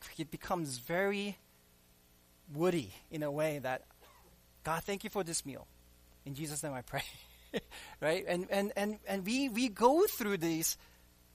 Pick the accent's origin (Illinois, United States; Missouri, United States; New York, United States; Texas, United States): New York, United States; New York City; I grew up in New York City